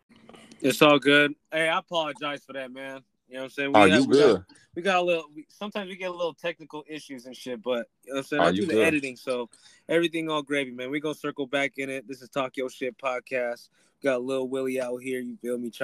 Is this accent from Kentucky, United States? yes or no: no; Bay Area, Northern California, United States; We're from the Bay Area. I'm from Northern